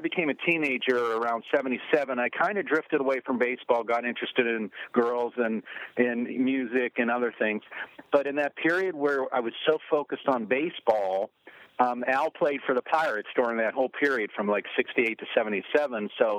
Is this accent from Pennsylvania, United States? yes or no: yes; Pittsburgh, Pennsylvania, United States; I grew up in Pittsburgh